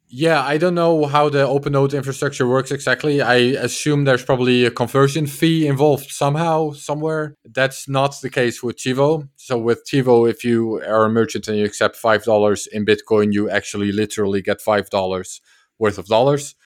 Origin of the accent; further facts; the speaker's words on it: Netherlands; I'm from the Netherlands